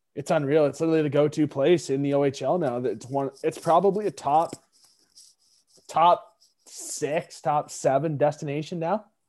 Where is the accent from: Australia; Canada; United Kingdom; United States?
Canada; we're Canadian